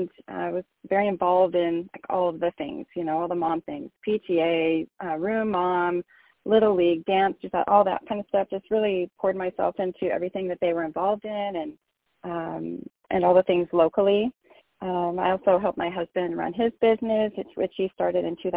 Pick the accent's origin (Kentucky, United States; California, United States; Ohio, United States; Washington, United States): California, United States; Rancho Cucamonga; also born or lived in New York; I was born in New York, so I'm a transplant to California, but was nine, so pretty much lived here my entire life in Rancho Cucamonga